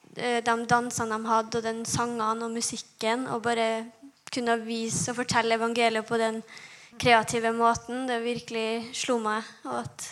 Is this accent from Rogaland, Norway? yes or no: no; Kristiansund, Møre og Romsdal, Norway; jeg er 20 år og jeg kommer fra Kristiansund